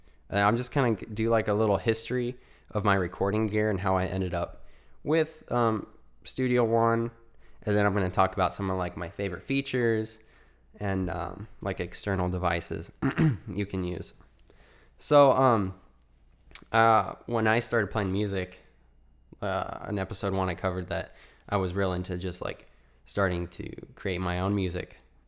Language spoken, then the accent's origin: English; Arizona, United States; I'm from Arizona, so if you're in AZ as well